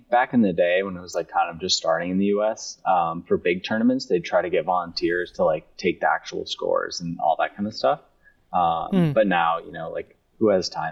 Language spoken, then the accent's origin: English; upstate New York, United States; moved away as an adult; now in Seattle, United States; 2 years ago, I moved out here from upstate New York because of this job.